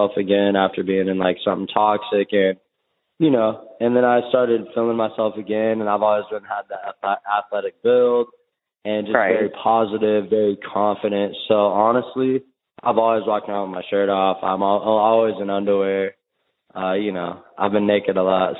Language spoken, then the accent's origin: English; Jackson, California, United States; I'm from Jackson, California, small country town in Northern California